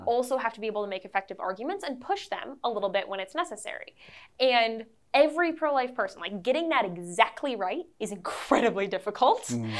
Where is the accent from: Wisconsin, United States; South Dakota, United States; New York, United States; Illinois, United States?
Wisconsin, United States; I'm from Wisconsin.